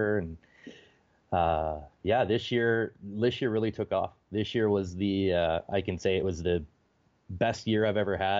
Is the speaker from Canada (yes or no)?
yes; Ontario, Canada; I mean, I'm not originally from Southern Ontario. I'm from like northwestern, 6 hours north of Minneapolis.